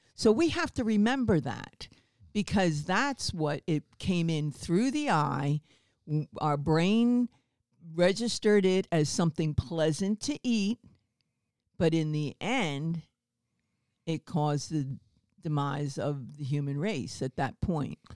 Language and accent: English; New Jersey, United States; also born or lived in Baltimore, Maryland; I'm originally from Baltimore, Maryland, and at ten we moved up to New Jersey, uh, South Jersey, Philadelphia area.